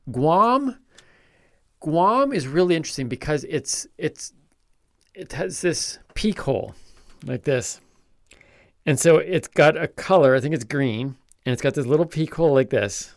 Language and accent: English; Canada; I'm Canadian.